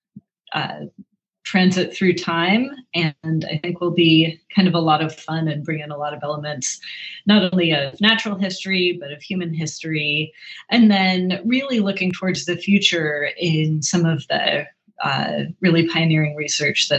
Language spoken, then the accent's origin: English; Oregon, United States; now in Los Angeles, United States; I grew up in Oregon